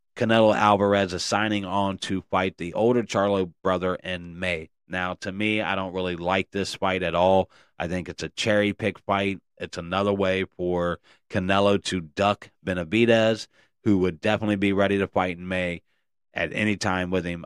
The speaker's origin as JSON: {"language": "English", "town": "Cincinnati", "region": "Ohio", "country": "United States", "tie": "born or raised there", "said": "the nasty natty baby, that's where I'm from"}